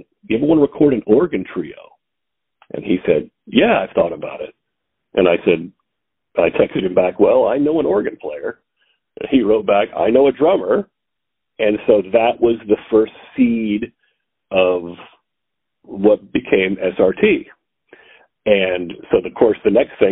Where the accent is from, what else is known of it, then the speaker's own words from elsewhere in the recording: Missouri Valley, Iowa, United States; now in Omaha, United States; I'm from Iowa, a little town right outside of Omaha called Missouri Valley.